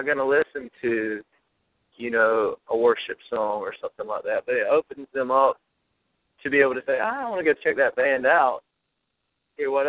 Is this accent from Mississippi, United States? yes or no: no; South Georgia, United States; We come from South Georgia and Texas, and we were raised on gospel music and country music.